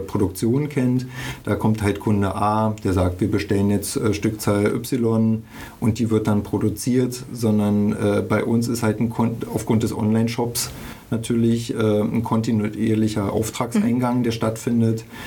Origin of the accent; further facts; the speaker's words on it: Berlin, Germany; ich bin in der DDR groß geworden, also in Ostberlin.